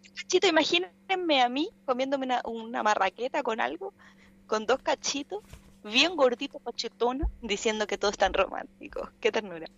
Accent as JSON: {"language": "Spanish", "country": "Chile", "said": "nosotros como, como chilenos, después de haber vivido lo que pasó el 27F"}